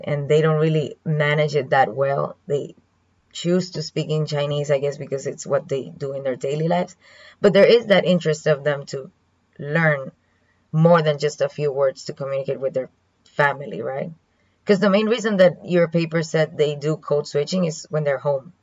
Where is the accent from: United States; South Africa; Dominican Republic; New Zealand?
Dominican Republic; first language Spanish; English is a second language; moved away as an adult; now in Kaohsiung, Taiwan